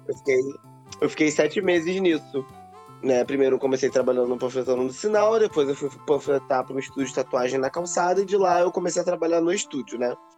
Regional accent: São Gonçalo, Rio de Janeiro, Brazil; sou de São Gonçalo

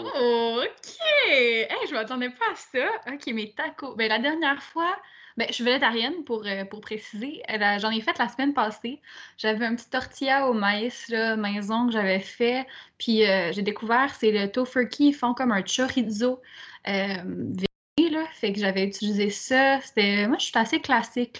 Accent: Quebec City, Quebec, Canada; moved away; also born or lived in Montreal; je viens de Québec

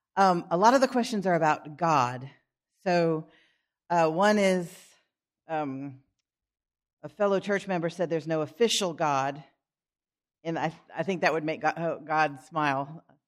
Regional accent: Philadelphia, Pennsylvania, United States; moved away; growing up in Philadelphia, where I grew up part of the time

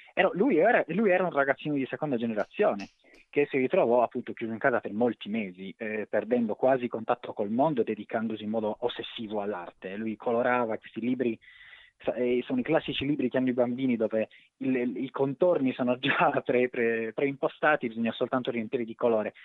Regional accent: Cagliari, Sardinia, Italy; moved away; Io sono di Cagliari, sono originariamente di Cagliari, poi non ci vivo da tanto tempo, ma un po' l'accento è rimasto

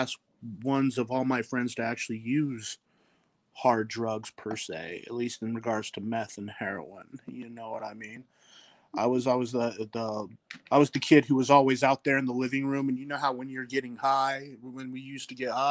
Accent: Layton, Utah, United States; I am from Layton, Utah. Represent. I am a Utah boy to the fullest

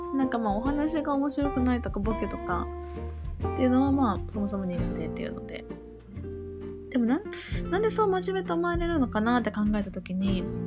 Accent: Kansai, Japan; 生まれも育ちも関西なんですけど

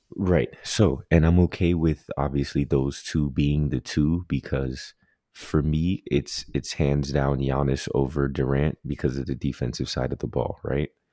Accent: Jamaica; as a Jamaican who loves Jamaican spinners

